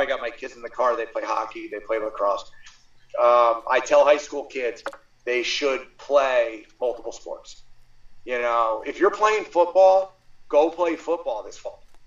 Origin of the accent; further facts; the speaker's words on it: Mount Olive, United States; I grew up in Mount Olive